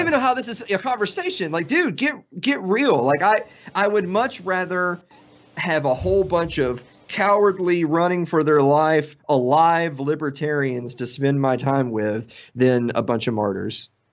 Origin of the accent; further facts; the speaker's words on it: Tennessee, United States; I'm from Tennessee